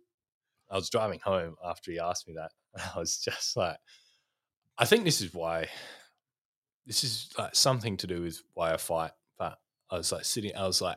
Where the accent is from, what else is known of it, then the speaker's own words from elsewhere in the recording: Australia; from Australia